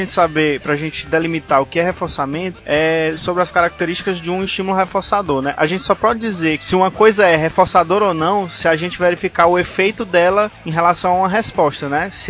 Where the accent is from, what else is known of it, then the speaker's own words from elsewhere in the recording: Ceará, Brazil; Não, pô, sou da Serra da Ibiapaba, rapaz.